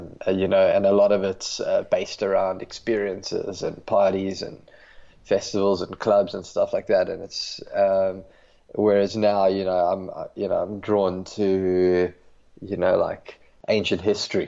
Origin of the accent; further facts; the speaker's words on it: Johannesburg, Gauteng, South Africa; moved away as an adult; also born or lived in Cape Town, South Africa; I grew up in Johannesburg and moved to Cape Town when I was 18